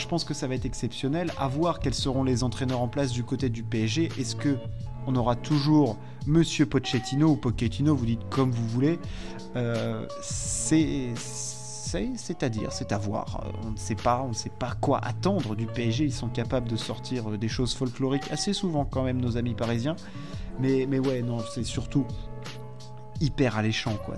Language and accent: French; France; en tant que Français